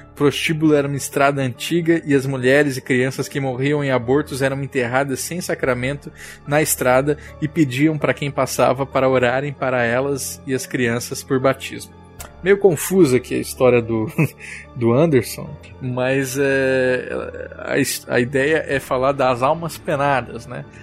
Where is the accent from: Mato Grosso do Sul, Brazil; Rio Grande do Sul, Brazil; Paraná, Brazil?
Mato Grosso do Sul, Brazil; Eu sou de Mato Grosso do Sul